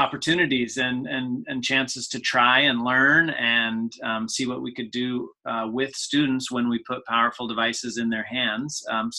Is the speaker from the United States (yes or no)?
yes; Washington, United States; I'm from Washington State. I grew up in Washington State and started my teaching career here.